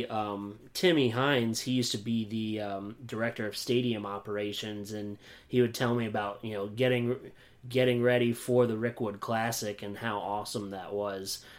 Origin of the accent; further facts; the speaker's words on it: Williamsport, Pennsylvania, United States; I grew up in Williamsport, Pennsylvania